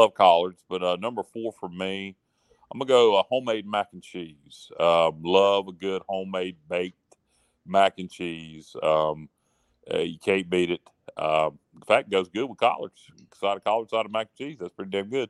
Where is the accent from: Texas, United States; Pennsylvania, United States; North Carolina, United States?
North Carolina, United States; Northeastern; We're from Northeastern North Carolina